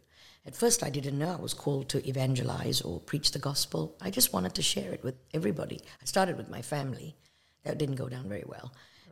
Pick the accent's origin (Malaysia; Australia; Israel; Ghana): Malaysia; also born or lived in England; now in United States; I was born in Malaysia. I'm of Indian descent. That means my parents, grandparents are from India, but not me. I'm from Malaysia. And then we immigrated to the United States, and that's really it.